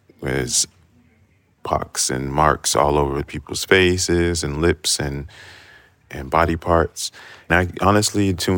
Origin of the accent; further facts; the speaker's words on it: Trinidad & Tobago; now in Chicago, United States; So even though I'm Trinidadian and we have carnival.